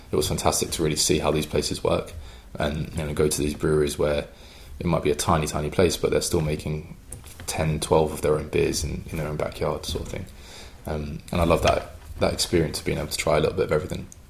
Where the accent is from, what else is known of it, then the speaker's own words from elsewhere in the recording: London, United Kingdom; accent: English; moved away as an adult; also born or lived in Cheltenham; coming from and growing up in the London area